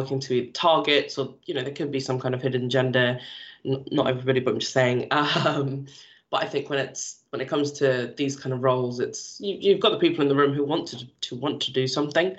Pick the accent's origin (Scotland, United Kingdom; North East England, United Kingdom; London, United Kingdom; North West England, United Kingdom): London, United Kingdom; also born or lived in Toronto; I'm from London, and yes, we're multicultural